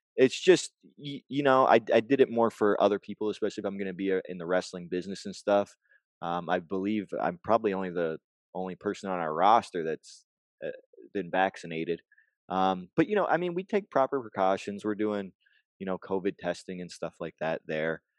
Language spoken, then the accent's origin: English; Canada